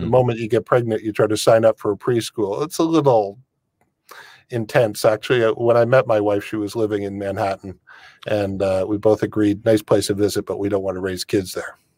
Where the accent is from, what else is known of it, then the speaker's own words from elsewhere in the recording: Windsor, Ontario, Canada; now in Europe; born and raised in Windsor